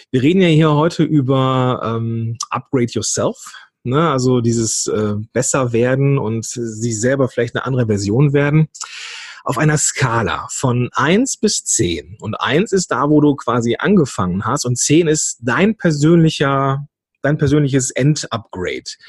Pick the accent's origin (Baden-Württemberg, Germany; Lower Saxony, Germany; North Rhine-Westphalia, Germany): North Rhine-Westphalia, Germany; born there; Bin ja geboren am Niederrhein. Das ist ja nun Steinwurf von Venlo entfernt.